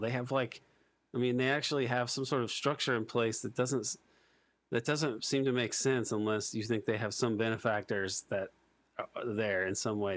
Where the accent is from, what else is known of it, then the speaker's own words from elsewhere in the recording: United States; as an American